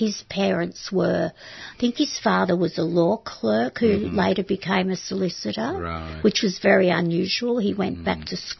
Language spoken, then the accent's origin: English; Melbourne, Victoria, Australia; also born or lived in Camberwell; I went to Solway State School. Excuse me? Solway, Ashburton.